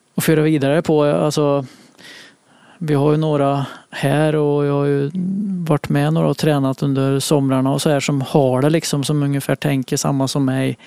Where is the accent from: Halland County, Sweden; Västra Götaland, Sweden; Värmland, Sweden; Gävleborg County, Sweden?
Värmland, Sweden; Munkfors; moved away; Jag spelade forward för det mesta hemma i Munkfors